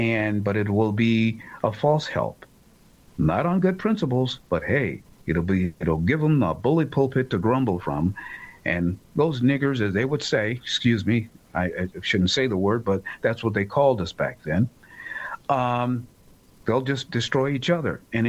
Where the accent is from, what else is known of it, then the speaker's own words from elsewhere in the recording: United States; I hate to say it as an American who happens to be black, but it's the truth.